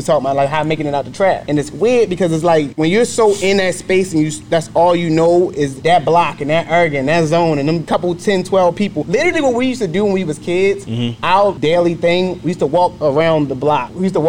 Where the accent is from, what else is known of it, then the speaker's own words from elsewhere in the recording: Baltimore, Maryland, United States; moved away as an adult; also born or lived in Los Angeles; now in Atlanta, United States; I'm originally from Baltimore.